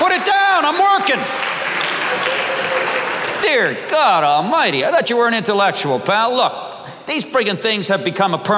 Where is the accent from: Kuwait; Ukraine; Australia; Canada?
Canada; the Maritimes; I am from the Maritimes